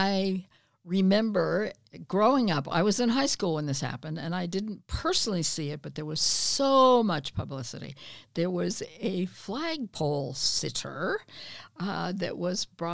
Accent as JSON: {"language": "English", "town": "Reno", "region": "Nevada", "country": "United States", "tie": "born or raised there", "also_born_or_lived": "Portland, Oregon / Battle Mountain, Nevada", "said": "I grew up in Reno"}